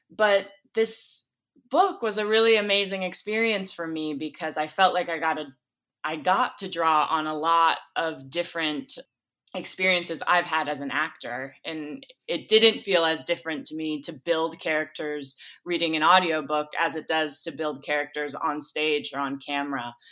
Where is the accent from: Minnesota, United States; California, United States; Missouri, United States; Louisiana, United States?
Minnesota, United States; I'm not from Michigan, I'm from Minnesota, but I'm from the Midwest